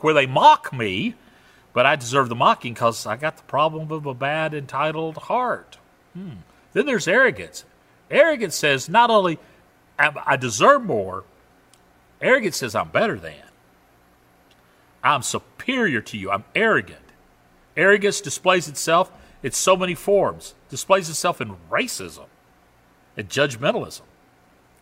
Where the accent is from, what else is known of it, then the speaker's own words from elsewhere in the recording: Southern United States, United States; accent: Southern; also born or lived in Canada; I have a Southern accent